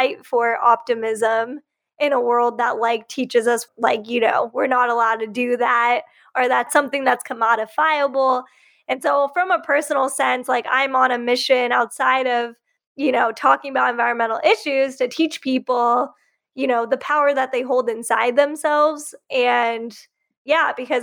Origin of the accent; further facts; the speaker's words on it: Riverside County, Southern California, United States; also born or lived in Bay Area, California; So I grew up in Southern California and I grew up in a really Republican conservative hometown, like in Riverside County in the Inland Empire